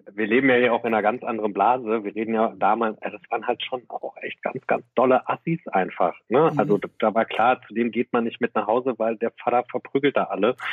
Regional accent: Herne, North Rhine-Westphalia, Germany; now in Berlin, Germany; Ich komme halt aus Banner Eickel, das ist eine Stadt im Ruhrgebiet

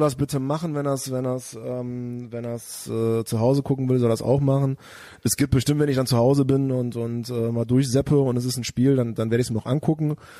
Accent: near Bonn, North Rhine-Westphalia, Germany; now in Cologne, Germany; aus dem, aus dem kleinen Örtchen, wo ich herkomme

